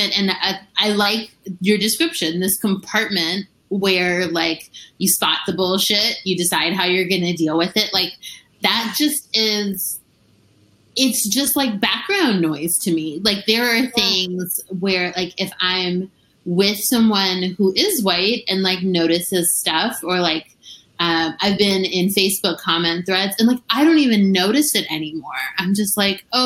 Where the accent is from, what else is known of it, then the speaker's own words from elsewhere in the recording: Washington, District of Columbia, United States; I definitely grew up in a place where it is totally normal to be middle or upper class and Black in the D.C. area.